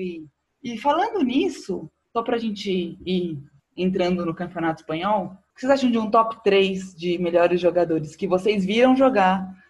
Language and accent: Portuguese; Brazil; como eu sou brasileiro